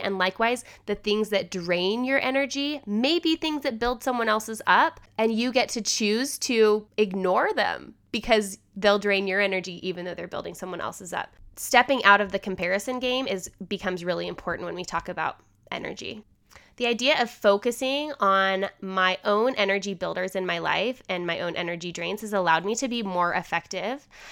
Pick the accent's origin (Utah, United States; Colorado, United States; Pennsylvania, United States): Utah, United States; Holladay; also born or lived in Salt Lake City, Utah; I'm still in Salt Lake City and I drive past a lot of things that I knew as a you know, I grew up here